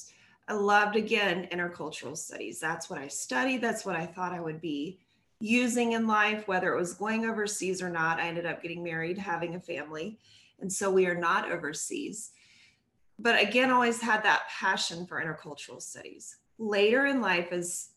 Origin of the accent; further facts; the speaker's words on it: San Diego, California, United States; San Diego, California, where I grew up.